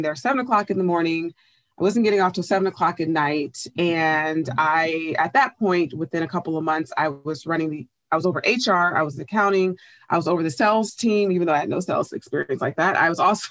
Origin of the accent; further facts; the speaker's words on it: Oakland, California, United States; I grew up in Bay Area, California, specifically Oakland